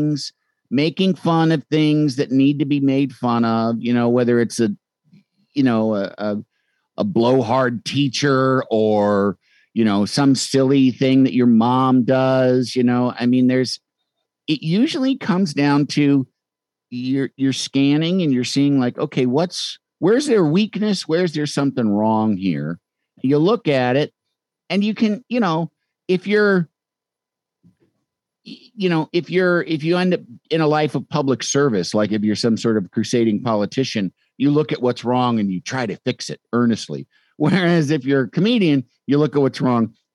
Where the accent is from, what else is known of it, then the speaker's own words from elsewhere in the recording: Chicago, Illinois, United States; moved away; I'm from Chicago